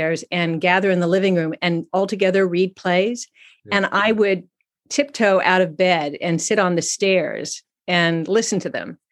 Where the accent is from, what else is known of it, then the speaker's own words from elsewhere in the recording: San Francisco, California, United States; moved away; also born or lived in Exeter, New Hampshire; I grew up in San Francisco in the 60s